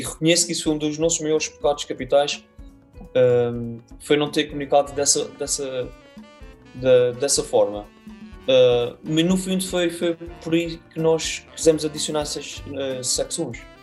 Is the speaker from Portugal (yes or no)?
yes; Azores, Portugal; Nós cá nos Açores